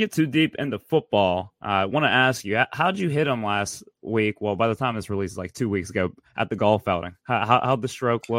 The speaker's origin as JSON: {"language": "English", "town": "Pittsburgh", "region": "Pennsylvania", "country": "United States", "tie": "born or raised there", "said": "Now, I grew up in Brookline. I'm back in Brookline now, so I'm right by Seton LaSalle. It was right over the hill from me."}